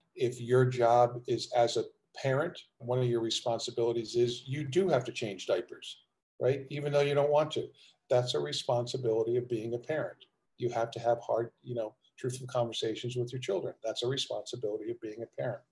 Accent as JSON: {"language": "English", "region": "New Jersey", "country": "United States", "tie": "born or raised there", "also_born_or_lived": "Richmond, Virginia", "moved": "as an adult", "said": "I grew up in South Jersey, just outside of Philadelphia"}